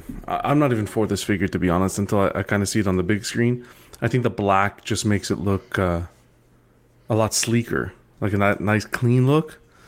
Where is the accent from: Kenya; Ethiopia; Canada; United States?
Canada; maybe it's just because I'm Canadian.